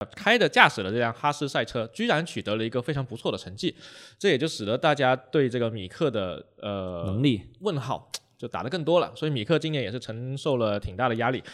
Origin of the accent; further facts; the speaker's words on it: China; F1 对于我们中国人来说